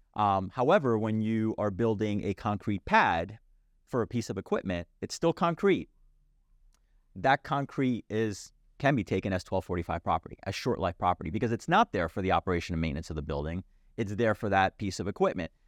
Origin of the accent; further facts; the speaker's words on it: New Jersey, United States; my home state of New Jersey